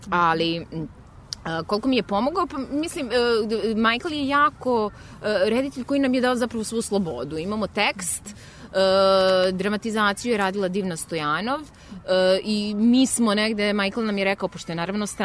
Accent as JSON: {"language": "Croatian", "town": "Novi Sad", "region": "Vojvodina", "country": "Serbia", "tie": "born or raised there", "said": "Novi Sad je moj rodni grad"}